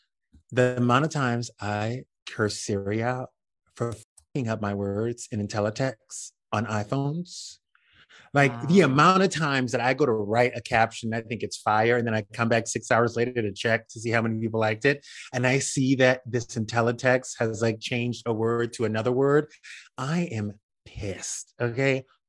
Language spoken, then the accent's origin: English; Louisiana, United States; I grew up in South Louisiana. I know races when I do races.